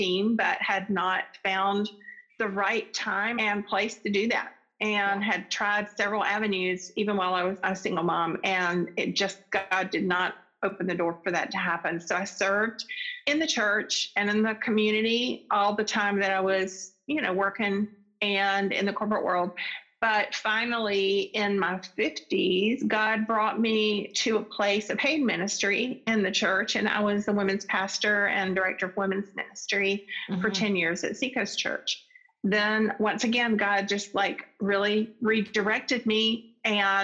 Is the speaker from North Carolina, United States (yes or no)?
yes; Charlotte, North Carolina, United States; I grew up in Charlotte, North Carolina